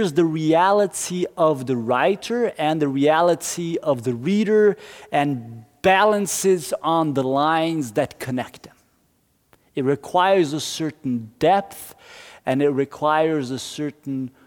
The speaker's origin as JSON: {"language": "English", "country": "Brazil", "moved": "yes", "lives_now": "Norway", "said": "my home country, Brazil."}